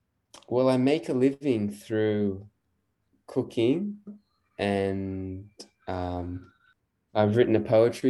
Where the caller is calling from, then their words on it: Byron Bay, New South Wales, Australia; I am in Byron Bay in New South Wales, so on the east coast of Australia.